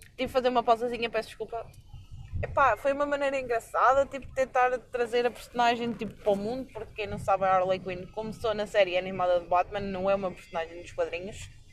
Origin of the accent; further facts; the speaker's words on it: Coimbra, Centro, Portugal; eu não sou de viseu eu sou de Coimbra mesmo.